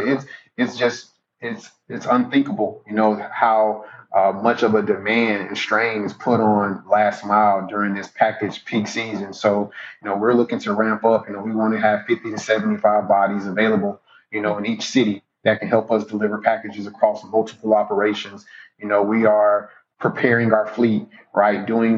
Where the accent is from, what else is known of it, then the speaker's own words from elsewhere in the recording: Jacksonville, Florida, United States; He's in Duval now. I wish him the absolute best because he is leading a team that, you know, my hometown team.